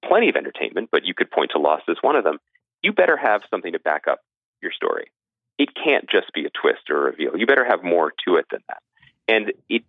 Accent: United States; being an American audience

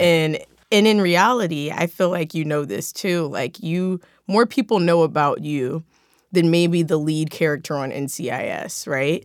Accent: Philadelphia, Pennsylvania, United States; now in Los Angeles, United States; I'm from Philadelphia

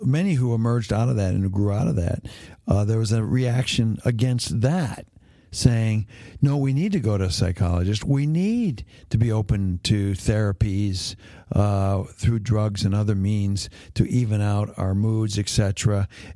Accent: Hamilton, Ontario, Canada; When I grew up in Hamilton, Ontario, Canada, all my friends' dads were factory workers in steel factories.

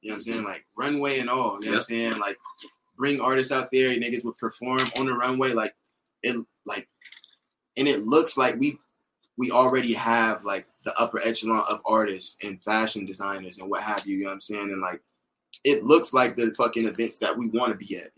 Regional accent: Las Vegas, Nevada, United States; I was from Vegas

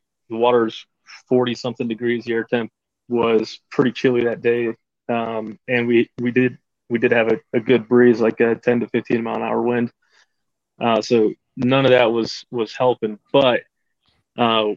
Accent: Caldwell, Idaho, United States; I'm from Caldwell, Idaho, just on the outskirts of Boise

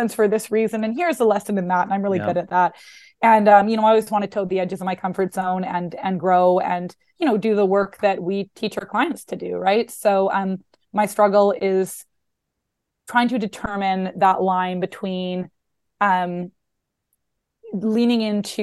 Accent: Canada; moved away as an adult; also born or lived in Vancouver, Canada; now in New York, United States; was living in Vancouver, Canada, working as a therapist at a college there, and had always wanted to move to New York, but didn't think that that was possible being Canadian

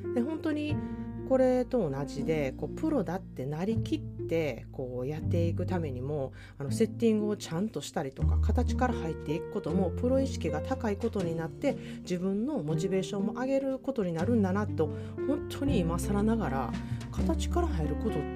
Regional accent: Osaka, Japan; now in California, United States; 本来から大阪人

